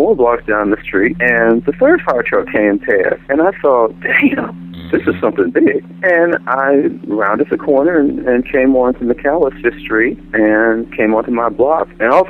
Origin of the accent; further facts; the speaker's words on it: Missouri, United States; Yeah, I am from Missouri. Show me.